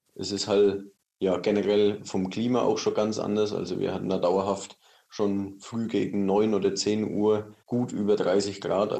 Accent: Germany; als Deutscher

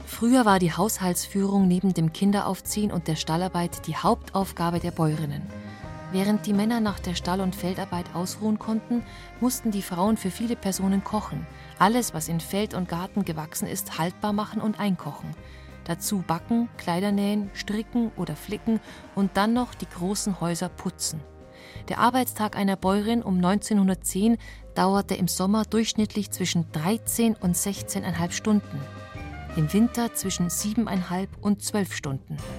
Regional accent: Bavaria, Germany

